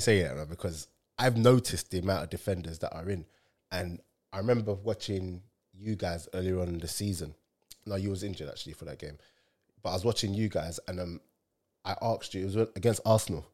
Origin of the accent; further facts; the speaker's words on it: Nigeria; me as a Nigerian